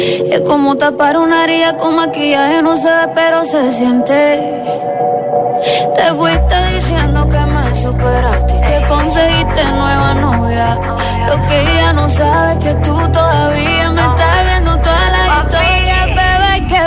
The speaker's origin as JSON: {"language": "Spanish", "town": "Valencia", "region": "Valencian Community", "country": "Spain", "said": "de Valencia y mi voto va"}